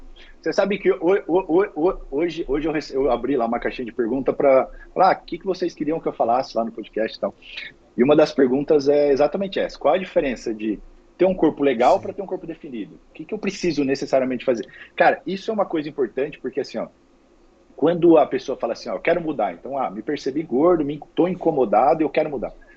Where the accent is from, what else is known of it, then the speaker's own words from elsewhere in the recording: Dracena, São Paulo, Brazil; moved away as an adult; now in Balneário Camboriú, Brazil; na verdade sou dracenense de coração. Minha família continua toda aí, meus pais, minha irmã, sobrinho, continua tudo aí. É, eu saí de Dracena para estudar